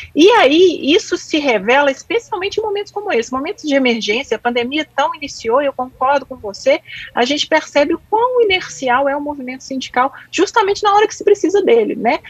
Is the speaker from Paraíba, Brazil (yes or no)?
no; Minas Gerais, Brazil; como boa mineira